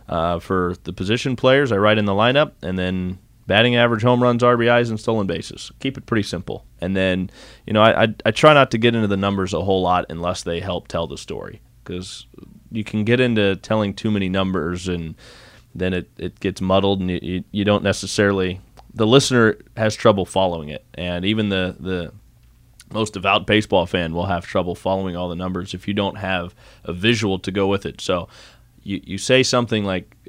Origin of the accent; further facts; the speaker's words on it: Davenport, Iowa, United States; I came from Davenport, Iowa, and I like Davenport, Iowa